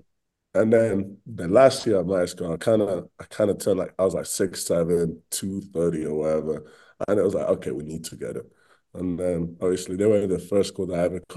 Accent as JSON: {"language": "English", "town": "Bradford", "region": "Yorkshire and the Humber", "country": "United Kingdom", "tie": "born or raised there", "also_born_or_lived": "Spain", "moved": "as an adult", "lives_now": "Utah, United States", "said": "I was born in Spain, and then I moved to England. And then when I was in England, I played for a team called Bradford Dragons"}